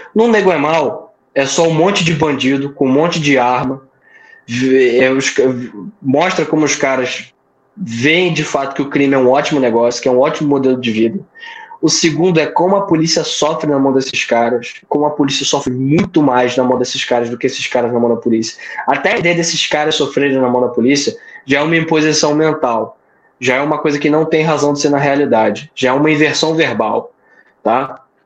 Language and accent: Portuguese; Rio de Janeiro, Brazil; now in Paraíba, Brazil; eu moro aqui, mas eu não sou paraibano, sou carioca.